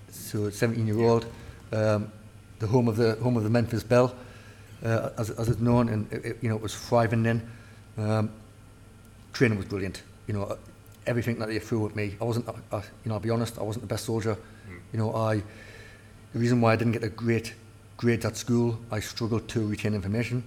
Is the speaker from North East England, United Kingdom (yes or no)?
yes; Newcastle upon Tyne, North East England, United Kingdom; I, I, was labelled as a Geordie